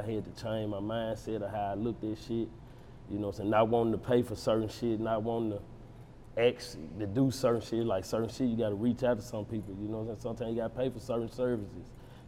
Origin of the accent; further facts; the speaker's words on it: United States; I'm from Walker Home.